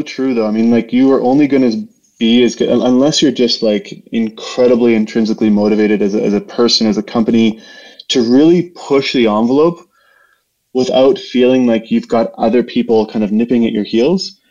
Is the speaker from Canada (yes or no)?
yes; Saskatchewan, Canada; also born or lived in Winnipeg, Manitoba; now in Calgary, Canada; I grew up in uh, in a small community in Saskatchewan